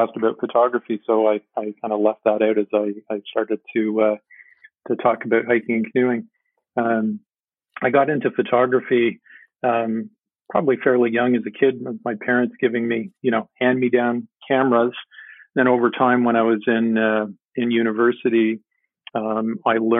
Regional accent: Montreal, Quebec, Canada; now in Ontario, Canada; I grew up in the Montreal area

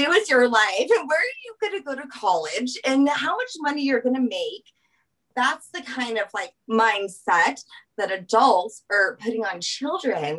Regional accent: Louisiana, United States; moved away as an adult; now in Colorado, United States; I'm from Louisiana. So we're a little bit more traditionally, we stay home with our kids

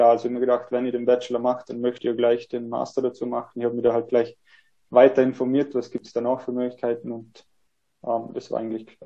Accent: Vorarlberg, Austria; ähm, ja, genau, ich komme aus Vorarlberg, ähm, habe nach der HTL mir gedacht, ich möchte noch ein bisschen was Soziales machen, ein bisschen was anderes wie die Technik. Ähm, habe dann meinen Zivildienst in Wien gemacht

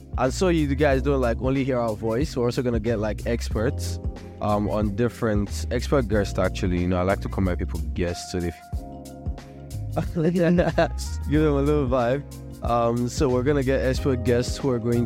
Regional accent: Nigeria; I'm also Nigerian. I'm a Yoruba boy

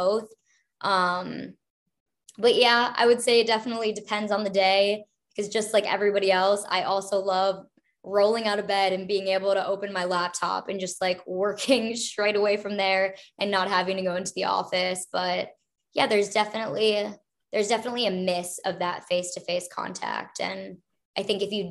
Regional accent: Minnesota, United States; also born or lived in Los Angeles; now in Chicago, United States; I grew up in the Midwest, so I'm originally from Minnesota

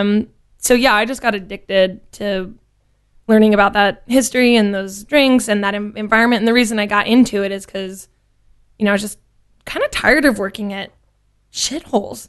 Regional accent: Louisiana, United States; moved away as an adult; also born or lived in Lafayette, Louisiana / Baton Rouge, Louisiana; now in Dallas, United States; born and raised in Louisiana? Yes. Um, I'm from all over the state. I was born in Lafayette.

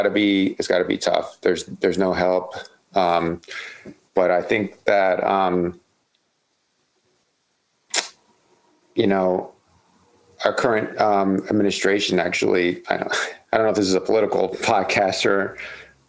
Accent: Asbury Park, New Jersey, United States; moved away as an adult; now in Baltimore, United States; I'm originally from New Jersey, from a town called Asbury Park on the shore in Jersey. I moved here actually, like I mentioned earlier, getting sober when I was like 21

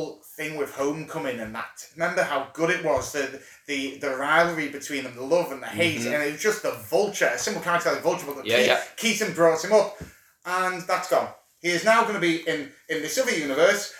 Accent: United Kingdom; We're British, mate. We're fucking British

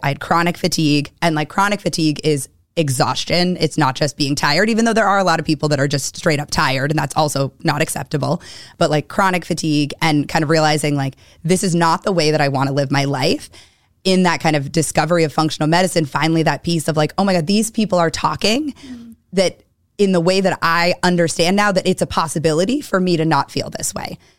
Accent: Weston, Massachusetts, United States; also born or lived in Newton, Massachusetts / Pennsylvania; grew up in Weston

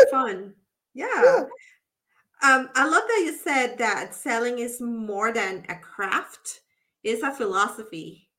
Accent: Puerto Rico; I'm from Puerto Rico and I love the ocean view

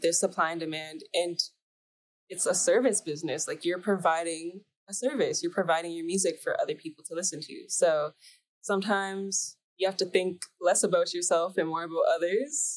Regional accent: Mississauga, Ontario, Canada; so I grew up in Canada, Ontario, Mississauga.

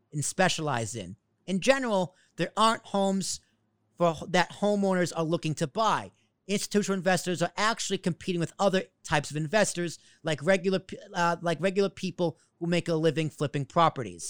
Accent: Braintree, Massachusetts, United States; In Massachusetts, where I grew up, my hometown

